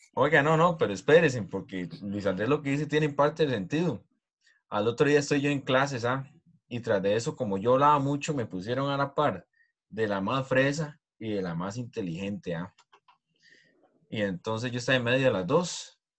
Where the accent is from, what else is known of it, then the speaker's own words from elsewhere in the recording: Costa Rica; uno como tico